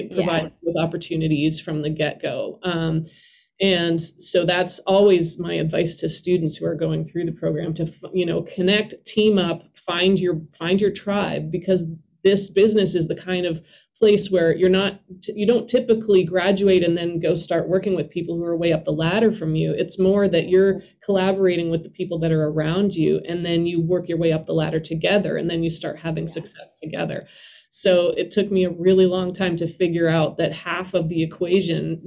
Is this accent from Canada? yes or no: yes; Canada; moved away as an adult; now in Nashville, United States; as a Canadian